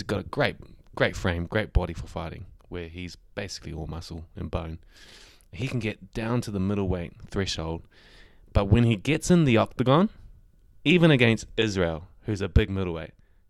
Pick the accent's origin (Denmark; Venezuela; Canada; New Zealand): New Zealand; as a Kiwi